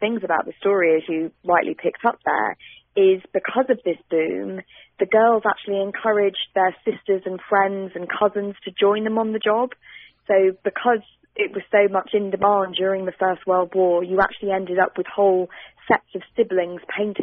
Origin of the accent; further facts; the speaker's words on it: United Kingdom; accent: British; also born or lived in London, England; You can probably hear from my accent that I'm British